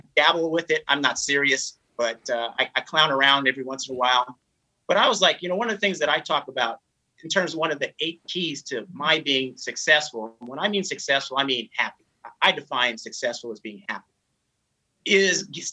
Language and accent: English; Northern California, United States; growing up in Northern California